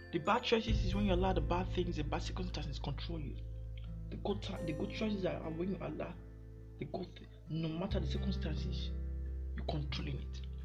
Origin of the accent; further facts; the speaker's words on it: Nigeria; I'm from Nigeria